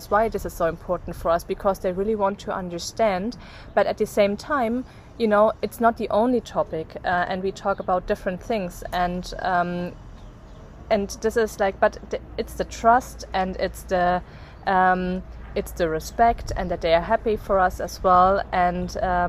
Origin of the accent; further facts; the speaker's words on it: Bavaria, Germany; born there; English is a second language; even though I was born in Bavaria, but I not fully grew up there, so the Bavarians don't think I'm Bavarian